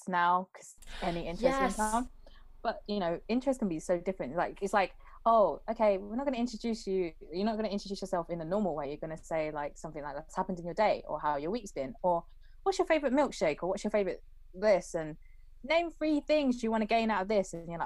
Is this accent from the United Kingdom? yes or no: yes; United Kingdom; I'm a British born Chinese individual